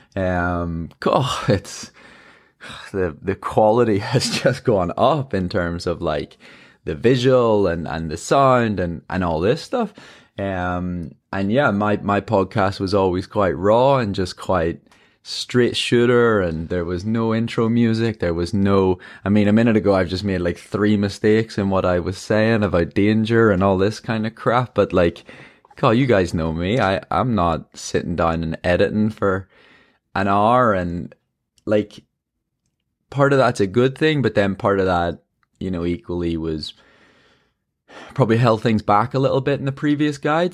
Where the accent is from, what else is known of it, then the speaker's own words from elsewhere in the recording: Ireland; I'm an Irish marathon runner.